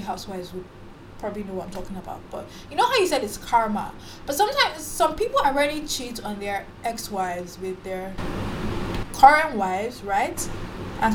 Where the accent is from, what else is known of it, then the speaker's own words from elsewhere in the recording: Nigeria; I'm a Nigerian chick